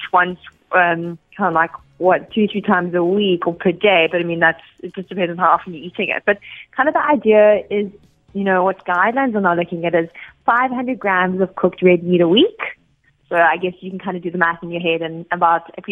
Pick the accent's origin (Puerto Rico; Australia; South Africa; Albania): South Africa; as a South African